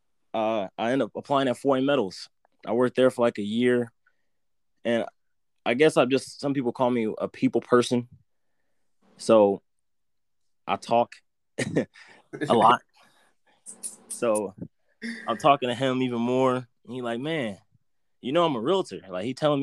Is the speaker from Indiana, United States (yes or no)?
yes; Fort Wayne, Indiana, United States; I'm from Fort Wayne, Indiana, kind of southeast side. I went to Adams a little bit, switched over to Bunch, Tolls, elementary